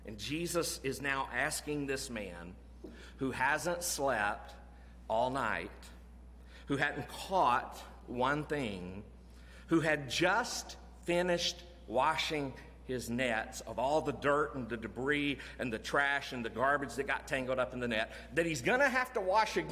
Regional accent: Florida, United States; When I grew up in Florida

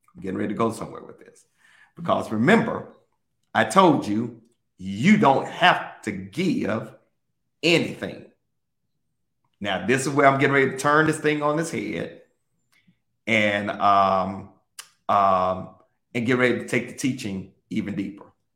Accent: Mississippi, United States; I grew up in Mississippi

